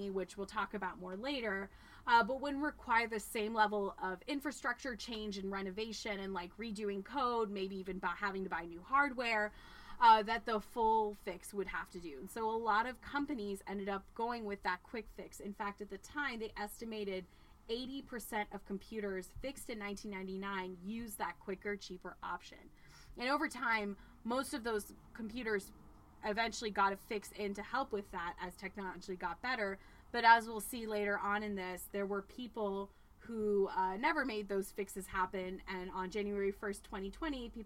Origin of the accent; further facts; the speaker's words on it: Burbank, California, United States; now in Washington, D.C., United States; growing up in Burbank